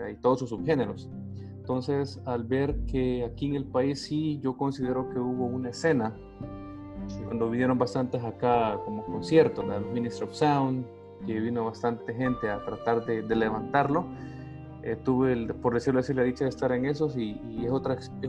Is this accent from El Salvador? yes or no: yes; El Salvador; Podemos decir que soy una persona, un salvadoreño del común